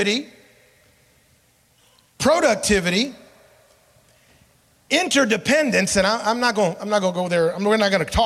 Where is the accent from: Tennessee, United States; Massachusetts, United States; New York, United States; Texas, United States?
Tennessee, United States; Memphis; growing up in Memphis, Tennessee